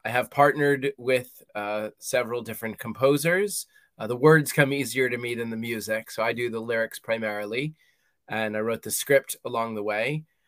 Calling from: Columbia, Maryland, United States; I am calling in from Maryland in the United States, a little town called Columbia

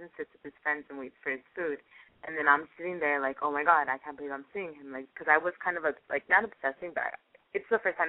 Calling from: California, United States; I am calling from Doherty, California

